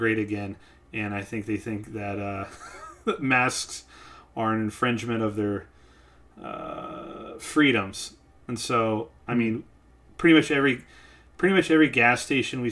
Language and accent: English; Missouri, United States; now in Los Angeles, United States; growing up in Missouri